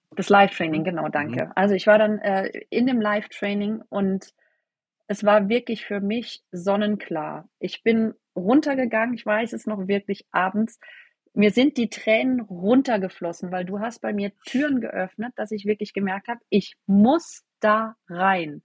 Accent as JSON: {"language": "German", "area": "near Freiburg", "region": "Baden-Württemberg", "country": "Germany", "said": "Ich komme aus der Nähe von Freiburg"}